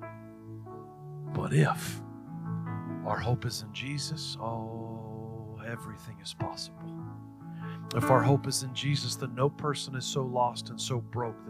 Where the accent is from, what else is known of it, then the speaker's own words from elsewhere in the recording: United States; I was born in the United States.